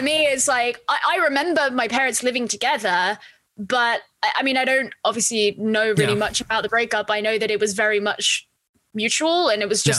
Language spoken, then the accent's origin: English; East of England, United Kingdom; So you would never know by the way that I talk, but I grew up in Essex, but a lot of my, I had a lot of freedom growing up.